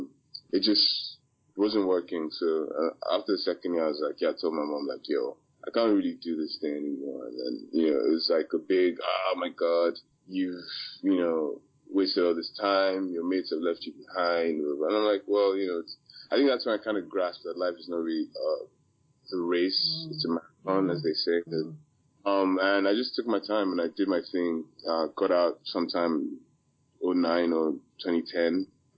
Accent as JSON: {"language": "English", "region": "Maryland", "country": "United States", "tie": "born or raised there", "also_born_or_lived": "Port Harcourt, Nigeria", "said": "I was born in Port Harcourt. Shout out to the PH people. I grew up in Maryland, which is like the DMV area. It's the DC, Virginia. I grew up in that area, started elementary school, as we call it."}